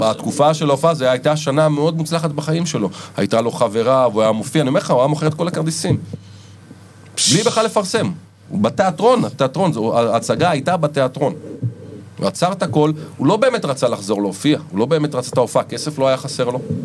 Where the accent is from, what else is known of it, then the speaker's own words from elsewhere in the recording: Ramat Gan, Tel Aviv District, Israel; גדלתי ברמת גן